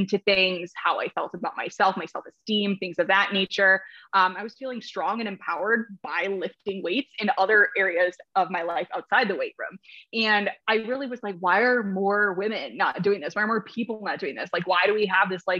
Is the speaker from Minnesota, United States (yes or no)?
yes; Minnesota, United States; I'm actually from Minnesota. So I grew up in Minnesota